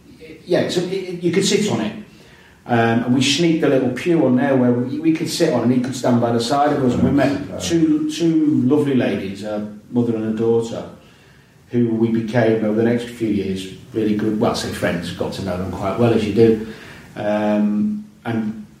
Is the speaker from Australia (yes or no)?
no; Chester, North West England, United Kingdom; I was from Chester.